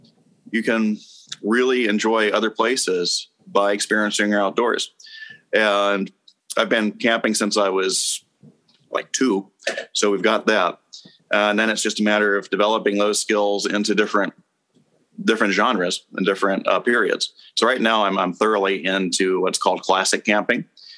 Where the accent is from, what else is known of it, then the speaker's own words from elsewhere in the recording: Germany; also born or lived in Pacific Northwest / California / North Carolina / Texas; now in Washington State, United States; So I was born in the Pacific Northwest and then pretty much moved constantly. California, North Carolina. I did most of my growing up in Germany and then to Texas, and I'm back to Washington State.